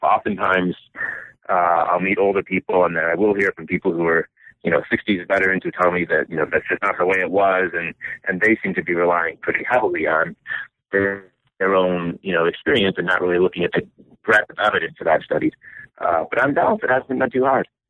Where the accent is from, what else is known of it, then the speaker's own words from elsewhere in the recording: Michigan, United States; I was born and raised in Michigan, and my family moved around a lot, but mostly to different locations in Michigan